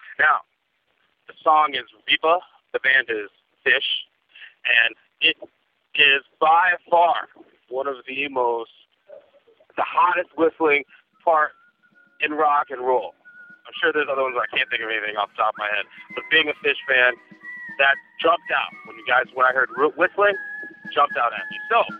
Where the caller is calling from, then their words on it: Park Forest, Illinois, United States; I'm calling from Park Forest.